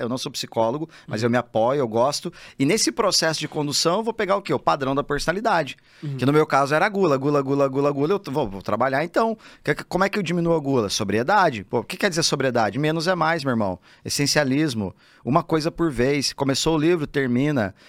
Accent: Telêmaco Borba, Paraná, Brazil; moved away as an adult; eu decido sair lá da minha cidade, Telemaco Borba, no Paraná, interiorzão

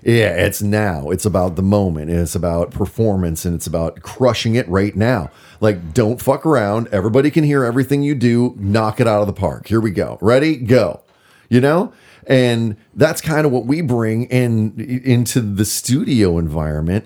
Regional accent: Minnesota, United States; moved away as an adult; also born or lived in Bend, Oregon; now in Portland, United States; I grew up in Minnesota.

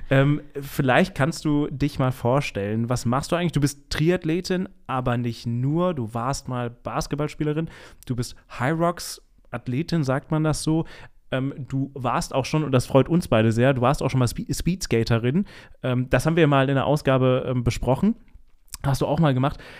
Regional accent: Bad Kreuznach, Rhineland-Palatinate, Germany; Ah ja, mein Geburtsort.

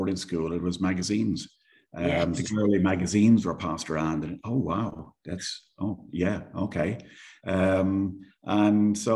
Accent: Ireland; accent: Irish; moved away as an adult; also born or lived in Dublin / Isle of Man / Jersey; now in Gibraltar; as you might tell from my accent, I am Irish. Grew up in Ireland, went to school in Dublin

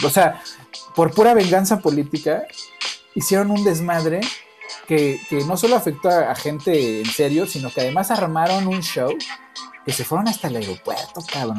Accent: Mexico; con la gente con la que yo crecí, con vivir en México

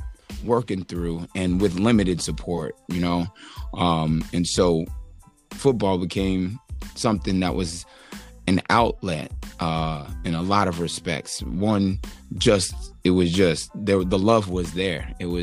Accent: New York City, New York, United States; born there; They separated when I was two, and I was born in New York.

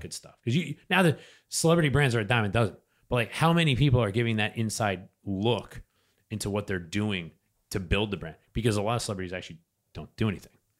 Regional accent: New Hampshire, United States; I'm from New Hampshire

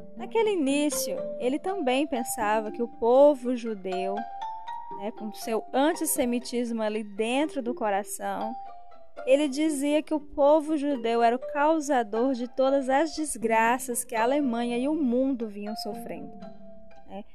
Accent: interior of Ceará, Brazil; moved away; porque eu sou nordestina. Nasci no interior do Ceará

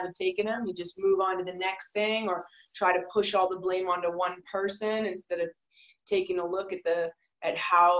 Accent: Canada; moved away; I as a Canadian

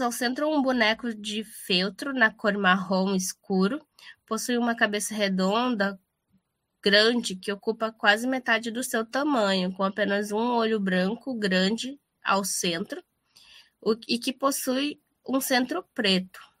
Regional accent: Amazonas, Brazil; moved away as an adult; now in Rio Grande do Sul, Brazil; eu que vim do Amazonas e vim estudar no Rio Grande do Sul

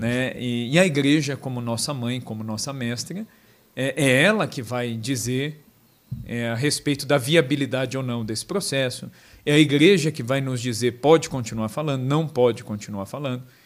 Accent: São João da Boa Vista, São Paulo, Brazil; eu sou de São João da Boa Vista, interior de São

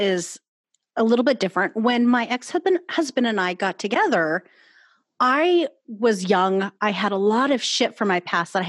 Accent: Washington, United States; No, I grew up in Washington.

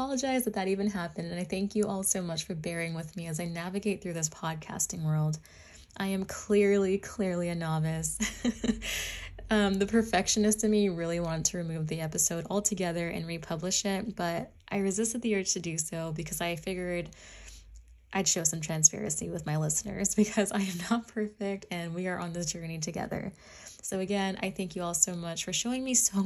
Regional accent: Washington, United States; I'm from Washington State

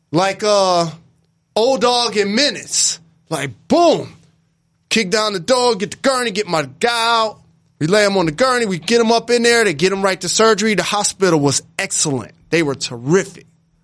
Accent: Detroit, Michigan, United States; I'm from Detroit.

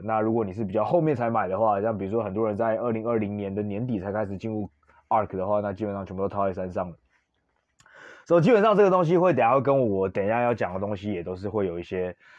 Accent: Taiwan; 我身为台湾人

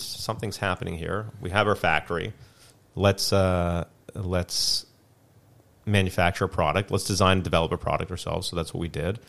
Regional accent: Canada; also born or lived in South Africa; I was originally born in South Africa, mm-hmm. and then I moved to Canada when I was five.

